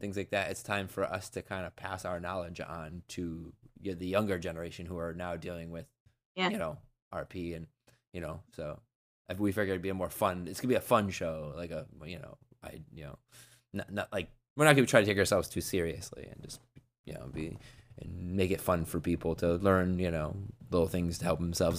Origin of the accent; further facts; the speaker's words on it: United States; I'm the American version of him.